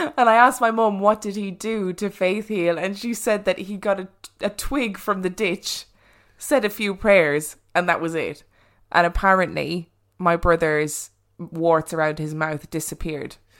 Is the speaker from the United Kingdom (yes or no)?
no; Ireland; I was brought up in Catholic Ireland.